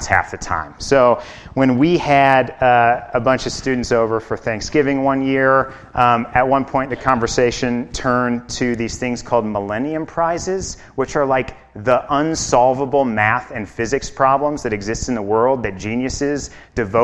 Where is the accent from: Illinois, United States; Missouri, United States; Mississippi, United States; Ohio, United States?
Illinois, United States; Chicago; moved away as an adult; now in Basalt, United States; I'm from Chicago